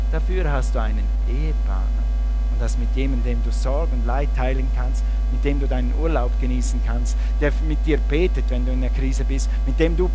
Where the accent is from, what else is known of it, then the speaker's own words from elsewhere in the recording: Switzerland; moved away as an adult; also born or lived in Russia; Wir sind aus der Schweiz, aus unseren Berufen ausgestiegen, dann sind wir an die Bibelschule und als wir dann in den Dienst kamen nach Russland